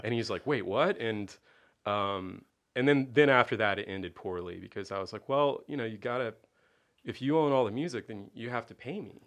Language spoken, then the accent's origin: English; Tampa, Florida, United States; I was born here in Tampa in an area of town called Suitcase City